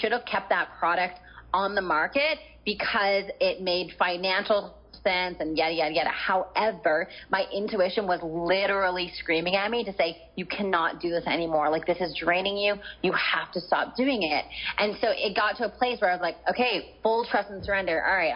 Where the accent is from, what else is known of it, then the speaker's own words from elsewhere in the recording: Canada; moved away as an adult; now in San Diego, United States; I'm Canadian.